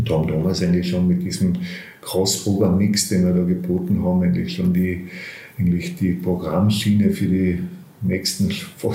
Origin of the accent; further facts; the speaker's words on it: Bleiburg, Carinthia, Austria; Also ich bin aufgewachsen in Bleiburg, habe dann in Graz angefangen, Philosophie und Kunstgeschichte zu studieren.